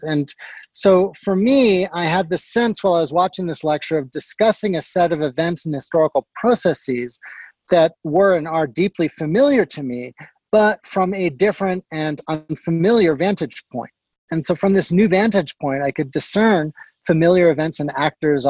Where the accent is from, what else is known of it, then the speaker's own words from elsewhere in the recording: Guelph, Ontario, Canada; moved away; I grew up nearby in Guelph